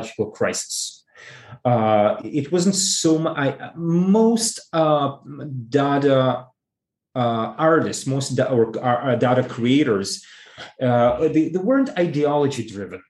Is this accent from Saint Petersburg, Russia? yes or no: yes; Saint Petersburg, Russia; moved away; I was born in St. Petersburg, and my native museum, if one can say this way, is the Hermitage